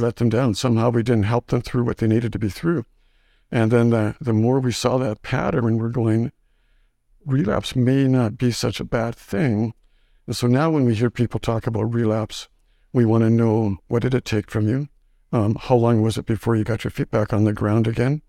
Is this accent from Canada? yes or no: yes; Saskatchewan, Canada; moved away as an adult; also born or lived in Winnipeg; now in Grande Prairie, Canada; I was kinda raised in Saskatchewan